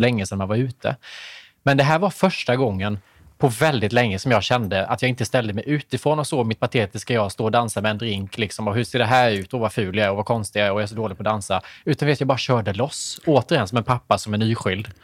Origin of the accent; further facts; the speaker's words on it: Värnamo, Jönköping County, Sweden; nu kommer jag från Värnamo